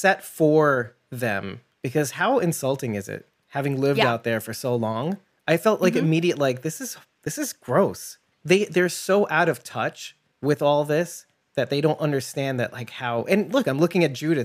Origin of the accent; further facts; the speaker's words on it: New York, United States; I'm a New Yorker